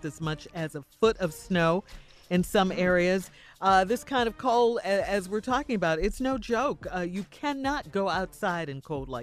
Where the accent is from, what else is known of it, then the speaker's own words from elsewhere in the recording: Chicago, Illinois, United States; I grew up in Chicago